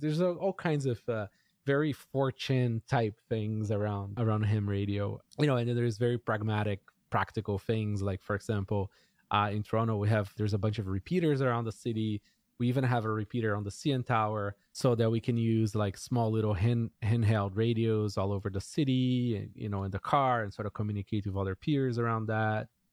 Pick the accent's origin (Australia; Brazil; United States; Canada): Brazil; moved away; I grew up in Brazil